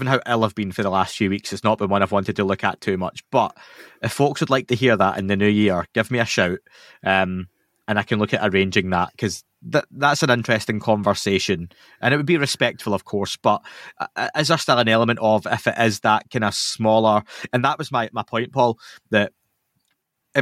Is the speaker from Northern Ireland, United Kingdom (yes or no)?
no; Scotland, United Kingdom; I'm Scottish.